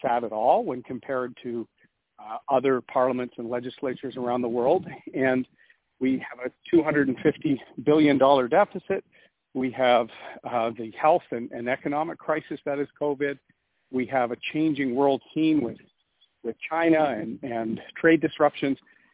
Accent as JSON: {"language": "English", "town": "Oshawa", "region": "Ontario", "country": "Canada", "tie": "born or raised there", "also_born_or_lived": "Montreal, Quebec", "said": "I grew up in the Oshawa, Bowmanville area after that."}